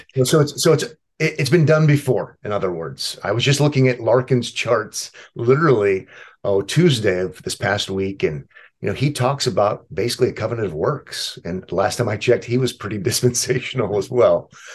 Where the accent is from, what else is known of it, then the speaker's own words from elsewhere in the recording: Omaha, Nebraska, United States; I was born and raised in Omaha